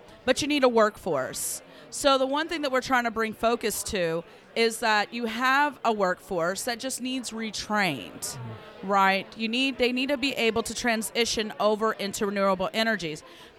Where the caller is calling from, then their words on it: Charleston, West Virginia, United States; I am coming from Charleston, West Virginia.